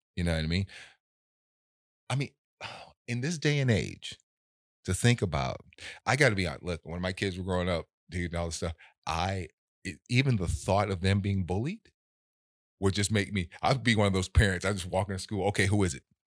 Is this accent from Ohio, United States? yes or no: no; Los Angeles, California, United States; I was born in South Central